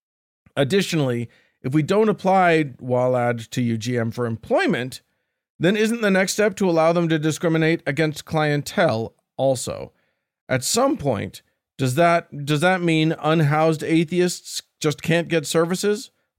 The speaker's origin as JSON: {"language": "English", "town": "Baltimore", "region": "Maryland", "country": "United States", "tie": "born or raised there", "said": "it does shed a very awkward light on a piece of architecture we have here in my hometown of Baltimore."}